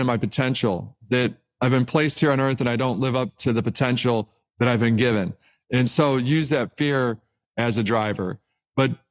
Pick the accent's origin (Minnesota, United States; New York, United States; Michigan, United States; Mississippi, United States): Michigan, United States; Detroit; I'm an intern at Cadillac growing up in Detroit